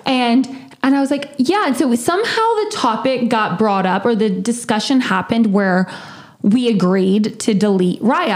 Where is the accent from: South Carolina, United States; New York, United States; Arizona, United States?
South Carolina, United States; I'm from the South. I'm from South Carolina, and I'm a Clemson fan